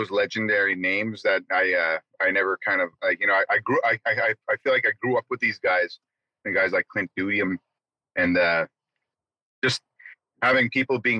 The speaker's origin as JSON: {"language": "English", "area": "Ebb and Flow First Nation, Sandy Bay First Nation", "region": "Manitoba", "country": "Canada", "said": "I come from Ebb and Flow First Nation, as well as Sandy Bay First Nation in Manitoba here."}